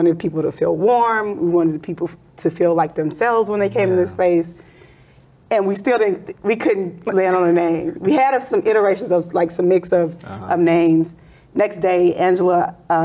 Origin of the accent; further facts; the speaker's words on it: the South, United States; now in Chicago, United States; I'm from the South.